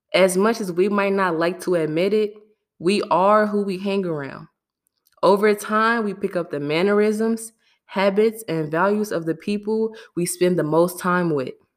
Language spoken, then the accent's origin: English; Chicago, Illinois, United States; I'm from Chicago